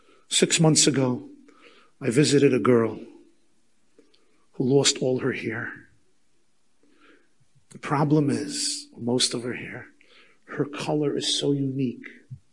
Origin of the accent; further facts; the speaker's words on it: Muncie, Indiana, United States; I was not involved in Yiddishkeit at all, even though I grew up in Muncie with frum grandparents.